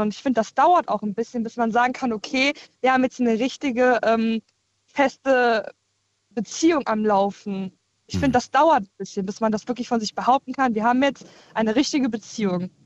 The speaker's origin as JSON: {"language": "German", "town": "Koblenz", "region": "Rhineland-Palatinate", "country": "Germany", "said": "ich komme aus Koblenz"}